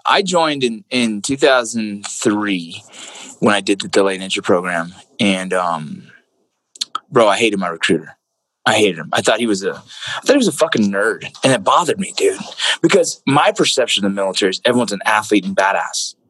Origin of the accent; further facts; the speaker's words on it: San Fernando, California, United States; moved away as an adult; also born or lived in Kentucky; now in Utah, United States; I grew up in San Fernando